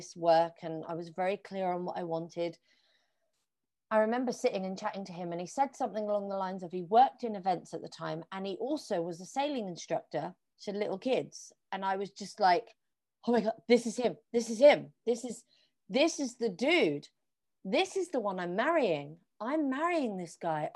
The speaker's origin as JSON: {"language": "English", "town": "Plymouth", "region": "South West England", "country": "United Kingdom", "tie": "born or raised there", "moved": "as an adult", "lives_now": "London, United Kingdom", "said": "I'm going to move back to my hometown, which is in Plymouth, which is on the southwest coast of England."}